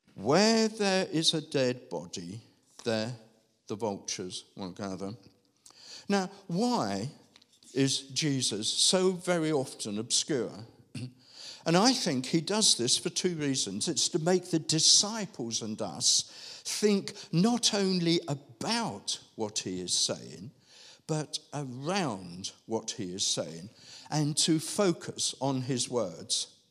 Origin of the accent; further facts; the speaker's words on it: London, United Kingdom; As a child growing up in Southeast London